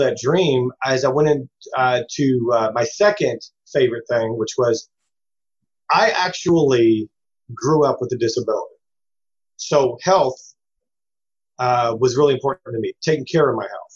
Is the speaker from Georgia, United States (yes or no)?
no; Louisville, Kentucky, United States; We grew up in the South end of Louisville off of Dixie Highway.